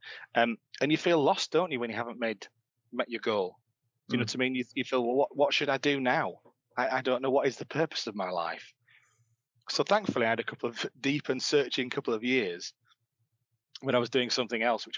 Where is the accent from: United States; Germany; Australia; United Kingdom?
United Kingdom; Leeds, Yorkshire and the Humber; I grew up in Leeds. You might be able to tell from my accent